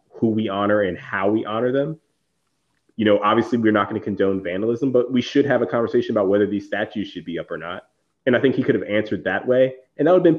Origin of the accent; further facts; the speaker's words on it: Virginia, United States; I grew up in Virginia